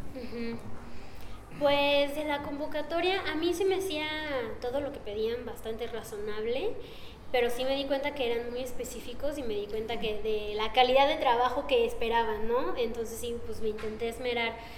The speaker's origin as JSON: {"language": "Spanish", "town": "Guadalajara", "region": "Jalisco", "country": "Mexico", "also_born_or_lived": "Los Angeles / United States", "moved": "as an adult", "said": "vengo de Guadalajara"}